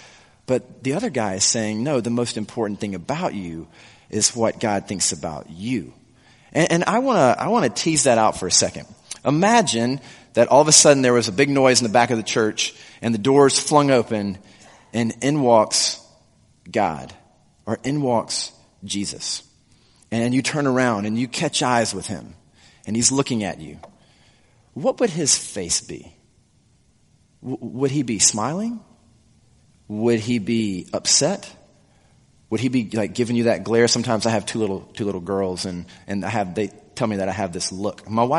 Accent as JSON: {"language": "English", "region": "South Carolina", "country": "United States", "tie": "born or raised there", "said": "I grew up in South Carolina. And so I talked to a few people, and I think the accent that I used to have has gone away somewhat."}